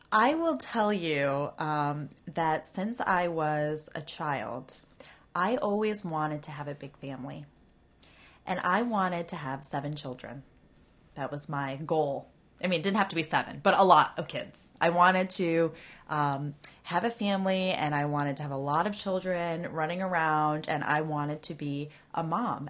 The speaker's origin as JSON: {"language": "English", "town": "Ann Arbor", "region": "Michigan", "country": "United States", "moved": "yes", "lives_now": "Washington, D.C., United States", "said": "when I was in Michigan, uh, I'm from Ann Arbor"}